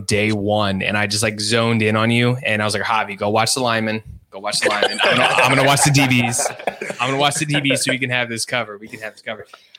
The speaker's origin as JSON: {"language": "English", "region": "Virginia", "country": "United States", "said": "as everybody knows, I'm from Virginia"}